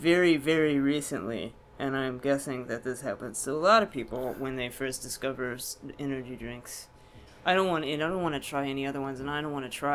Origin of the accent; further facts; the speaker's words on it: Texas, United States; moved away as an adult; also born or lived in Houston, Texas; now in Baltimore, United States; I grew up in Texas, where people are obsessed with food